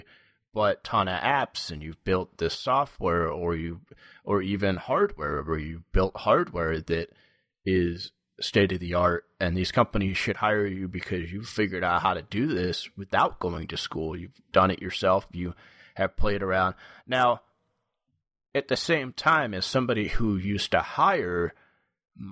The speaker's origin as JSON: {"language": "English", "region": "New York", "country": "United States", "said": "I'm from New York"}